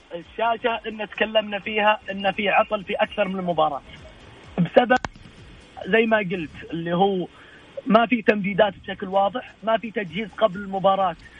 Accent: Saudi Arabia; عندنا في السعوديه

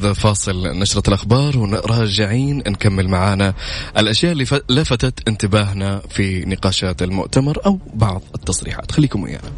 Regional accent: Saudi Arabia; عندنا في السعودية

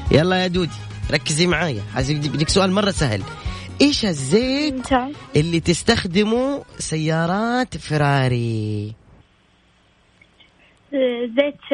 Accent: Abha, Asir, Saudi Arabia; من ابها

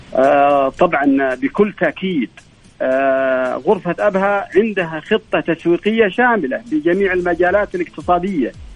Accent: Asir, Saudi Arabia; عندنا في عسير

